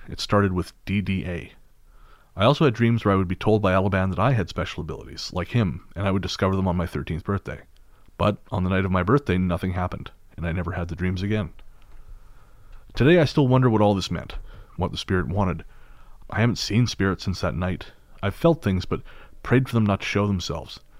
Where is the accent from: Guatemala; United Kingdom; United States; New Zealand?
United Kingdom; as British people